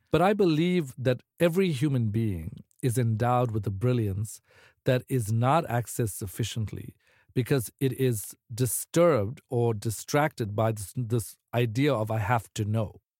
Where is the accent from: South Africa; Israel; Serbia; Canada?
South Africa; moved away as an adult; now in United States; I'm originally from South Africa, so I was sort of like what my friends would call like a like uh, too eager immigrant.